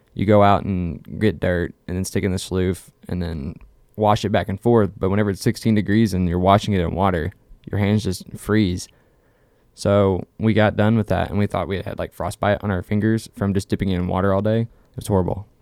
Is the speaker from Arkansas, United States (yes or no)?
yes; Russellville, Arkansas, United States; I am from Russellville, Dardanelle area.